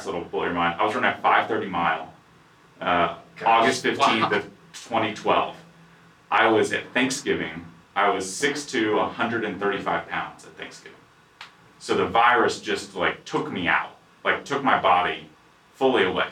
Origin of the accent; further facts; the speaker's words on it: Dallas, Texas, United States; born and raised in Dallas, founder and CEO of Dottid. Never left Dallas.